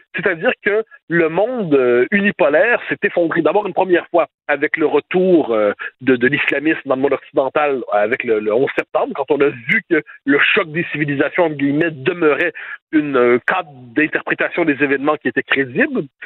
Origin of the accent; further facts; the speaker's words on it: Quebec, Canada; quand on est Québécois